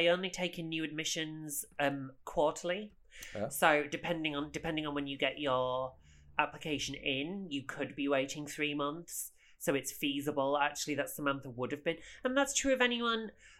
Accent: Sussex, South East England, United Kingdom; Miss Bronstein is from Sussex, as am I.

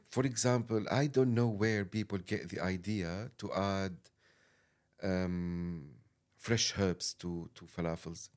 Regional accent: Damascus, Syria; English is a second language; moved away as an adult; now in London, United Kingdom

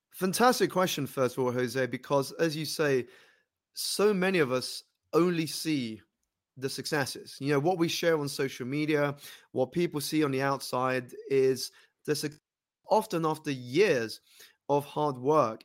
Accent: London, United Kingdom; I grew up here in London, United Kingdom

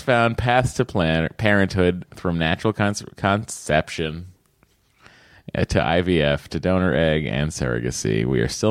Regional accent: Stoneham, Massachusetts, United States; That's where I was born. I was born in Stoneham.

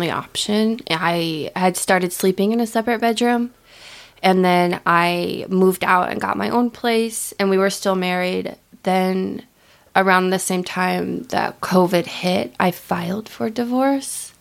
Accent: Midwest, United States; I grew up with here in the Midwest

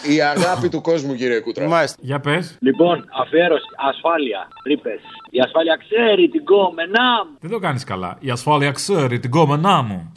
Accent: Mani, Peloponnese, Greece; είμαι Μανιάτη

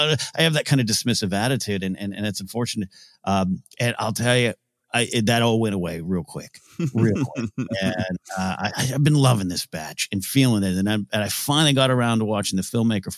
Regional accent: United States; Joseph and I were raised regionally here in America

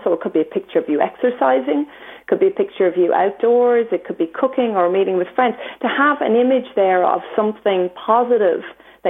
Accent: Ireland; being Irish

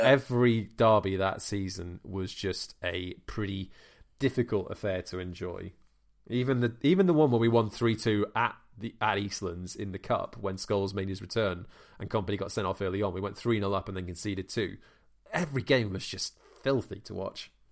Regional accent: Wales, United Kingdom; as a Welshman

